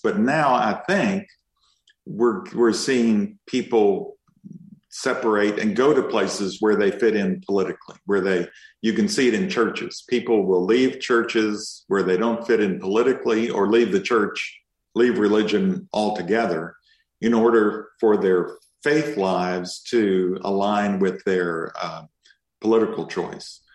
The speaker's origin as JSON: {"language": "English", "region": "Kentucky", "country": "United States", "moved": "yes", "lives_now": "Austin, United States", "said": "I'm from Kentucky originally, and and uh, and spent a lot of time in Eastern Kentucky."}